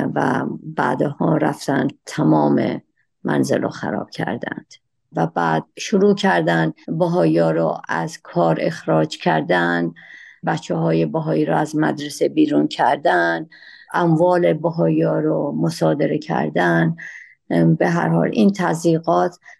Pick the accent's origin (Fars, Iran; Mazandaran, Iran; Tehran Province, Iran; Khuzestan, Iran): Fars, Iran; Shiraz; من در شیراز متولد شدم و در همون شهر شیرازم مدرسه و دبیرستان و بعدش به دانشگاه رفتم